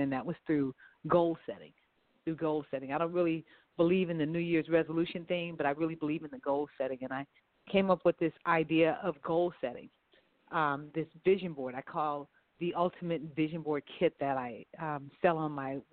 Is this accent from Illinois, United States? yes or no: no; Los Angeles, California, United States; I'm from right here, Los Angeles, California. My family is from New Orleans, Louisiana, but I was the third of the kids being born, and I was born here in Los Angeles.